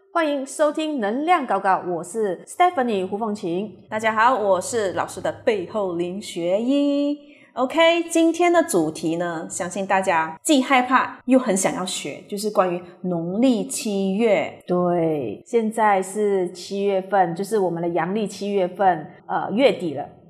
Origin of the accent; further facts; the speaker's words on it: Taiwan; moved away; 我小时候是在台湾长大的